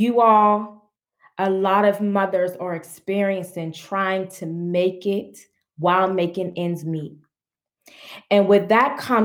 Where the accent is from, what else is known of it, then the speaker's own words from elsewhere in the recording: Pittsburgh, Pennsylvania, United States; I'm from Pittsburgh, Pennsylvania. And I was born in one of the poorest communities in Pittsburgh, Pennsylvania, called Homewood Brushton. Being brought up in poverty